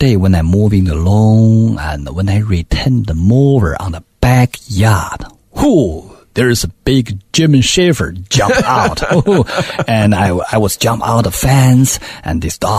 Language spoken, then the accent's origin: English; Beijing, China; English is a second language; moved away as an adult; also born or lived in New Zealand; I come from Beijing. I speak perfect Mandarin